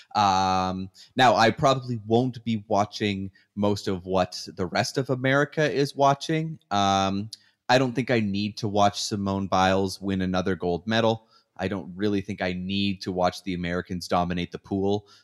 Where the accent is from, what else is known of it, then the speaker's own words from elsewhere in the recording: Canada; moved away as an adult; now in United States; even when I was living in Canada, I wanted the Canadian interest story, for sure, 'cause, I mean, I'm Canadian.